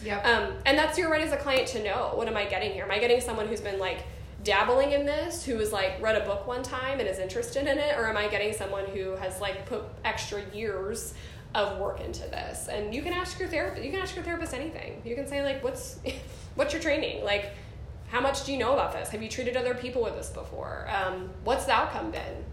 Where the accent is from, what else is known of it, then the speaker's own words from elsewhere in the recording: New Jersey, United States; I was born in New Jersey.